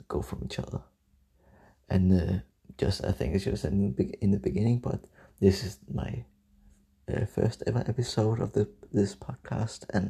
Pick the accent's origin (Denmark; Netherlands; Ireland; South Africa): Denmark; English is a second language; I'm from Denmark